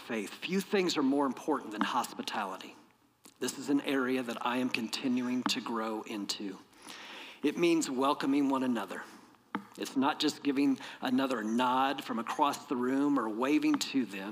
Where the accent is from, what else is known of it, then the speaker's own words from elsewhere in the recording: Peoria, Illinois, United States; growing up in Peoria, Illinois, in my church